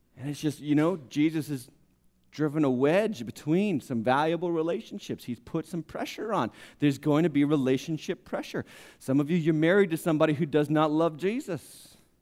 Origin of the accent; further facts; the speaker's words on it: United States; We're in America. We're American Christians